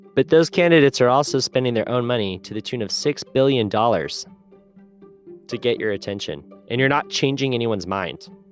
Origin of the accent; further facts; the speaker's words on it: United States; I grew up with in America